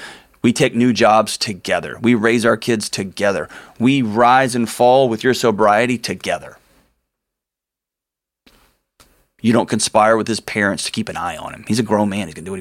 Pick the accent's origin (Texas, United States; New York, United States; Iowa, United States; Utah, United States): Texas, United States; Houston; I grew up in Houston